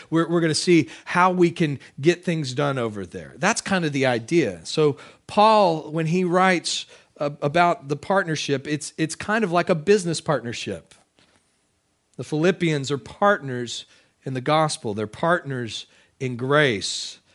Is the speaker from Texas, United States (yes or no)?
yes; Texas, United States; moved away; I am a Texan. Uh, I can still claim Texas citizenship. I've got dual citizenship here.